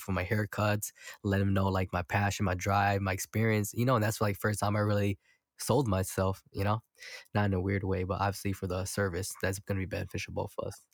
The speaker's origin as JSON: {"language": "English", "town": "Milwaukee", "region": "Wisconsin", "country": "United States", "said": "I'm from Milwaukee, so it's very segregated"}